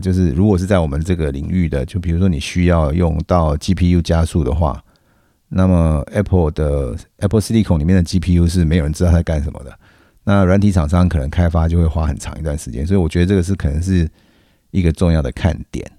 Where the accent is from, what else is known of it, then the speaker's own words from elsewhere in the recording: Taiwan; 我们台湾人